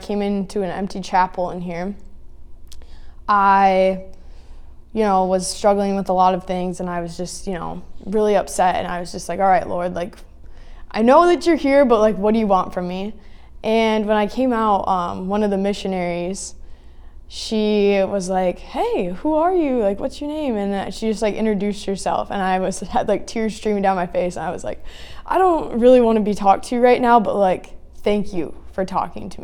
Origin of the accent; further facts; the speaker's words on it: Greenville, Michigan, United States; moved away as an adult; now in South Dakota, United States; I'm originally from Greenville, Michigan